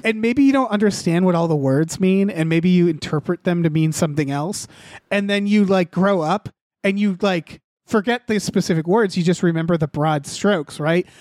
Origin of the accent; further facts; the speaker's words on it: New England, United States; I'm from New England